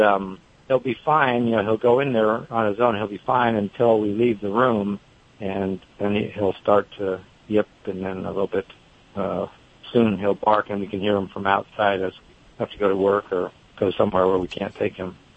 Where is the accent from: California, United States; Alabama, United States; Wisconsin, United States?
California, United States; the Bay Area; now in North Carolina, United States; I'm originally from the Bay Area, but I've lived here for a long time